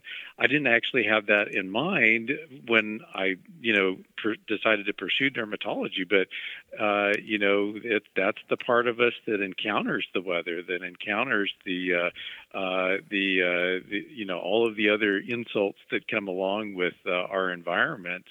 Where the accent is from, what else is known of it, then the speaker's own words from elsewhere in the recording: Mexico, Missouri, United States; I grew up in Mexico, Missouri, and we got some of the St. Louis television stations there